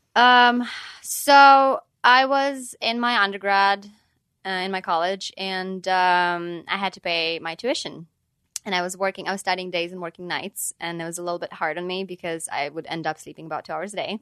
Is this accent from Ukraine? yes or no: yes; Ukraine; moved away; I'm from Ukraine